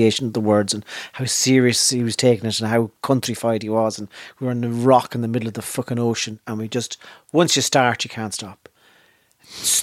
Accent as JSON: {"language": "English", "town": "Navan", "region": "Leinster", "country": "Ireland", "said": "we're not from Dublin, so we're from Navan"}